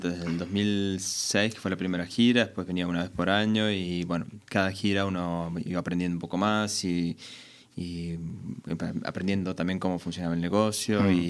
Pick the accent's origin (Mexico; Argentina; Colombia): Argentina; por más que yo vengo de Argentina y, empecé mi carrera en Argentina...